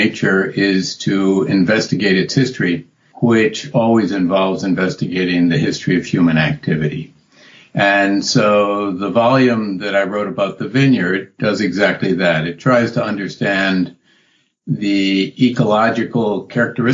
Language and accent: English; New England, United States; also born or lived in Massachusetts; I grew up in New England and been in Massachusetts for 40 years.